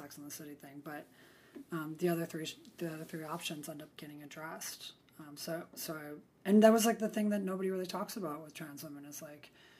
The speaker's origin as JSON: {"language": "English", "region": "Midwest", "country": "United States", "tie": "born or raised there", "said": "I grew up in the Midwest"}